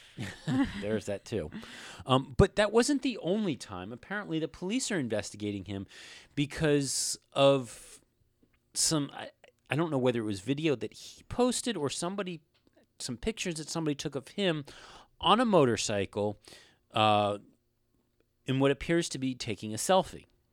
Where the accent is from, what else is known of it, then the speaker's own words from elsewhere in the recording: United States; we are American